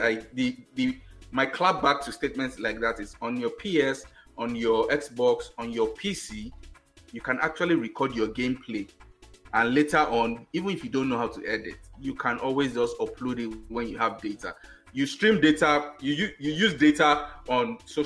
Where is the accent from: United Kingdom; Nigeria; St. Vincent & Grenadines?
Nigeria; as a Nigerian